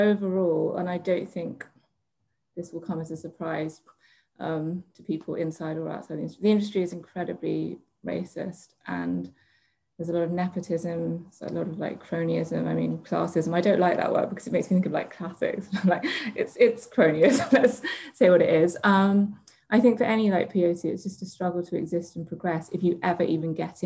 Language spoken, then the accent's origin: English; London, United Kingdom; I never felt like I belonged, like growing up in London